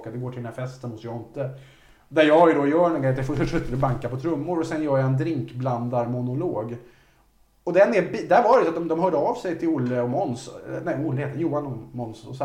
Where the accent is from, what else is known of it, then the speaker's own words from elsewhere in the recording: Resö, Västra Götaland, Sweden; jag hade en kille på Resö där jag växte upp